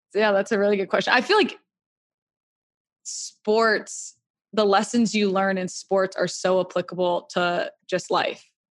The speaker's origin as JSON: {"language": "English", "town": "Atlanta", "region": "Georgia", "country": "United States", "tie": "born or raised there", "said": "I grew up in Atlanta"}